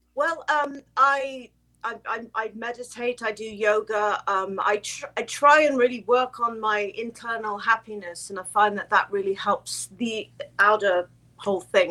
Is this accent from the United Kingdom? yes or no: yes; England, United Kingdom; I'm English um, I'm second generation Finnish